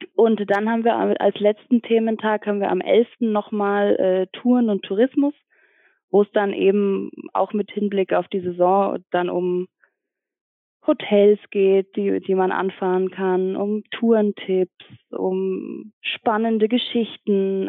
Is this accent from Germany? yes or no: yes; Ingolstadt, Bavaria, Germany; moved away as an adult; now in Munich, Germany; ich komme auch eigentlich aus Ingolstadt und äh, wohne jetzt mittlerweile seit fünf Jahren, glaube ich, in München